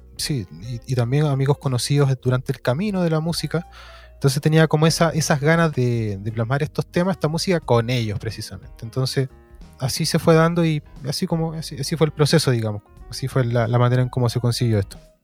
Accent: Valparaíso, Chile; yo soy nacido, nacido y criado en Valparaíso. el Cerro Placeres específicamente

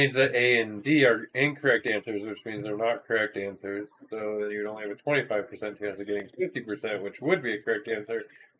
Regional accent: Chicago, Illinois, United States; moved away; Actually, some of my family's from Wisconsin. Like, I grew up in Chicago, which is only a few hours from Wisconsin.

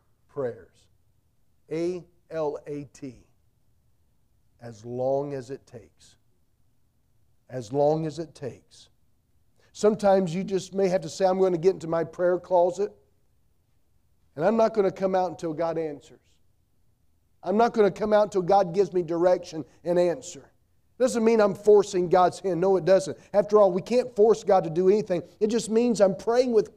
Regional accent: North Carolina, United States; I grew up in North Carolina

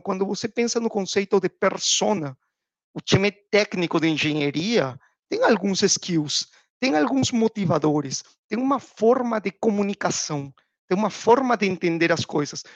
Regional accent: Peru; Portuguese is a second language; moved away as an adult; also born or lived in United States / Panama; now in Brazil; já pelo sotaque deve ter dado para perceber que eu não sou brasileiro, sou peruano

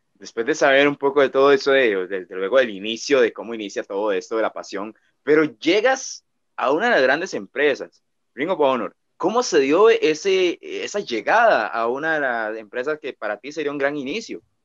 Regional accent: Costa Rica; yo pues sé que no soy puertorriqueño, soy de Costa Rica

